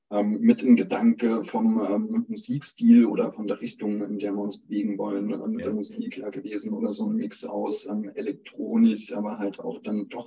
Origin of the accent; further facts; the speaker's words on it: Neunkirchen, Saarland, Germany; aufgewachsen in Neunkirchen im Saarland